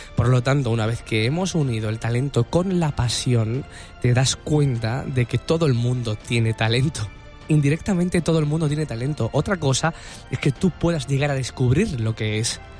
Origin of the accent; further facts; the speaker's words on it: Andalusia, Spain; yo soy andaluz